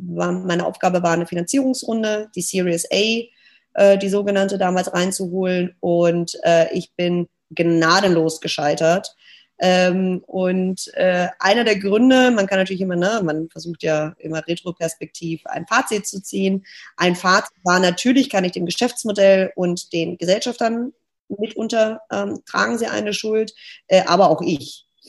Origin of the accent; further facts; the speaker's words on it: Stuttgart, Baden-Württemberg, Germany; moved away as an adult; now in Hamburg, Germany; ich bin gebürtige Stuttgarterin, lebe seit drei Jahren hier in Hamburg